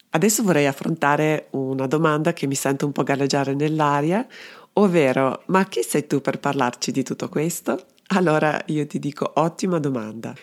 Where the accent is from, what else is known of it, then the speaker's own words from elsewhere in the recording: Belgrade, Serbia; moved away as an adult; now in Trento, Italy; Sono dunque serbo-italiana, sono nata a Belgrado e vivo a Trento da tantissimi anni ormai